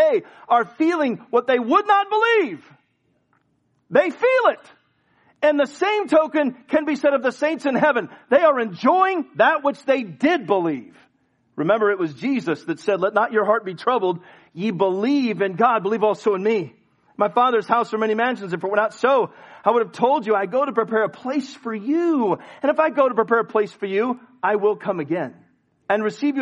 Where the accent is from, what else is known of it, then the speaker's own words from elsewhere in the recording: United States; I'm an American